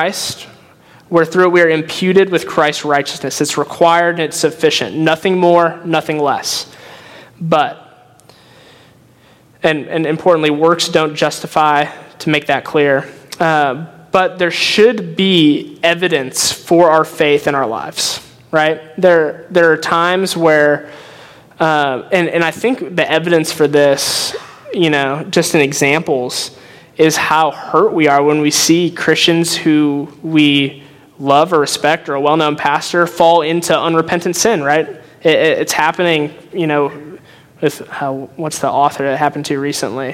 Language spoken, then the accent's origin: English; Northwest Indiana, United States; moved away as an adult; now in Evansville, United States; I grew up in Northwest Indiana, secular household, went to college in Indianapolis